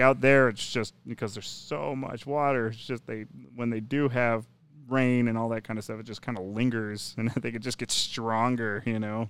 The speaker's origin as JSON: {"language": "English", "region": "Minnesota", "country": "United States", "tie": "born or raised there", "moved": "yes", "said": "growing up in Minnesota"}